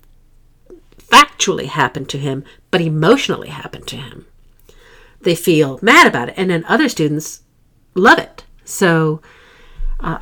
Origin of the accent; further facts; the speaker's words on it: South Dakota, United States; moved away; I'm from South Dakota originally